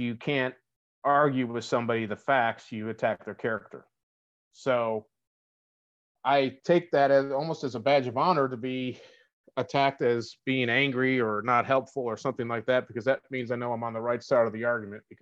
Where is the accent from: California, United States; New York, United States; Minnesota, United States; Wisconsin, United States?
New York, United States; Buffalo; moved away as an adult; I'm from Buffalo.